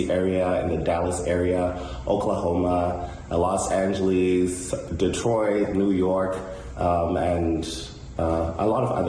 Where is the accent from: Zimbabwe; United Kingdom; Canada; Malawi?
Zimbabwe; moved away; also born or lived in United States; a Zimbabwean born visual artist.